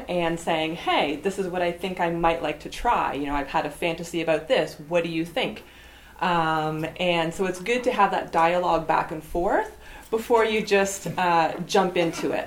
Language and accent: English; Ottawa, Ontario, Canada; I'm from Barhaven.